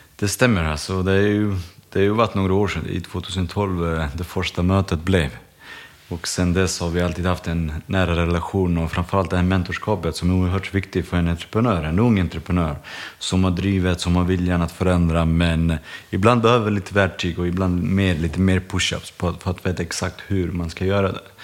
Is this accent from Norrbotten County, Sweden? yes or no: no; Landskrona, Skåne, Sweden; när vi var små i Landskrona